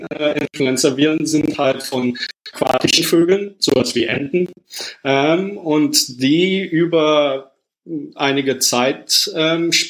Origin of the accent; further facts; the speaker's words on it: Rhineland, Germany; also born or lived in United Kingdom / United States; now in Paris, France; Ähm, ich bin ursprünglich aus dem Rheinland, habe mich dann über Umwege von Großbritannien äh, fürs Studium in Mikrobiologie und Virologie dann über die USA jetzt momentan nach Paris verschlagen.